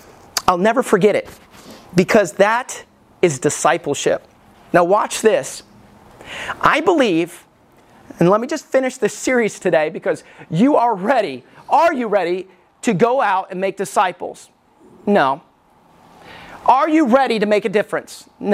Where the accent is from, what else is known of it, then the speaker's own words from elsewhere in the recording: Alabama, United States; I grew up in Alabama. I know you can't tell by my accent. Don't sound like I lived in Alabama at all. But when I was a little boy, growing up in Alabama, I went to two different churches.